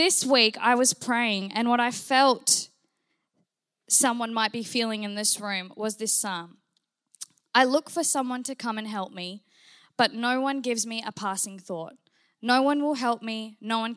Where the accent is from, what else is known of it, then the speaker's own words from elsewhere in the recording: New Zealand; I grew up in New Zealand. Yes, New Zealand